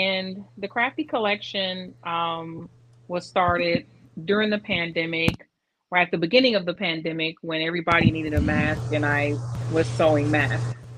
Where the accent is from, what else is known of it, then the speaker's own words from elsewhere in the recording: Detroit, Michigan, United States; also born or lived in Arizona / Georgia / St. Petersburg, Florida / Lakeland, Florida; now in Tampa, United States; I'm originally from Detroit